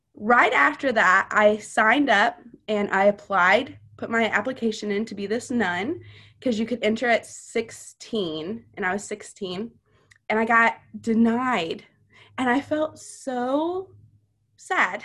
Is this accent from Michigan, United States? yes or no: no; Missouri, United States; also born or lived in Louisiana; Whenever I was five, we moved to Missouri from Louisiana